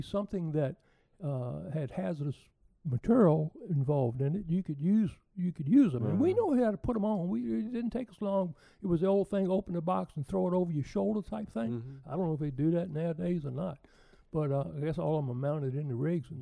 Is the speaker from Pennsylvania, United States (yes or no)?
no; Lakeside, Virginia, United States; So I was from Lakeside